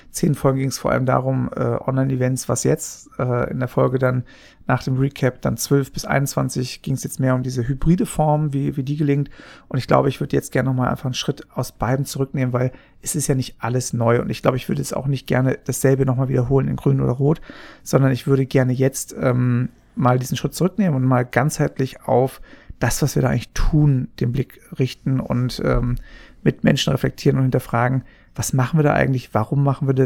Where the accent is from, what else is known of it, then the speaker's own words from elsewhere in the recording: Papua New Guinea; aber ich bin ja in Papua-Neuguinea aufgewachsen